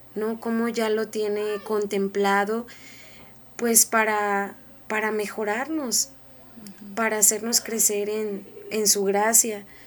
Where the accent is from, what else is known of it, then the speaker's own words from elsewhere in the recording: Mexico; todos nosotros como mexicanos